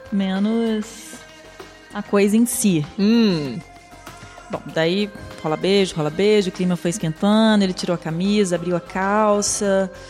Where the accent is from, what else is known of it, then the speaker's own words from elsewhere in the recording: Minas Gerais, Brazil; eu também tem sou de Minas